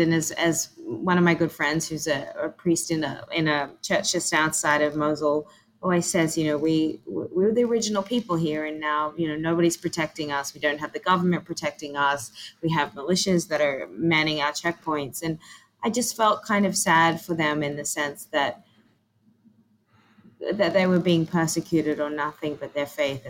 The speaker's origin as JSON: {"language": "English", "country": "Australia", "tie": "born or raised there", "moved": "yes", "said": "I grew up in Australia"}